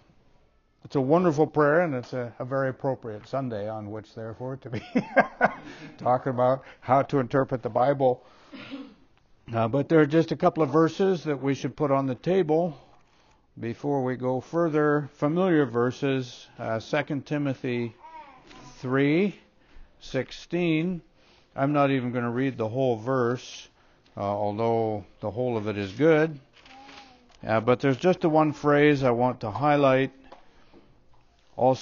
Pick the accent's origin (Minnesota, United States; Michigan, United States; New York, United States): Minnesota, United States; Way back when I was still even in junior high, yeah, growing up in Minnesota, we didn't have middle schools, we had junior high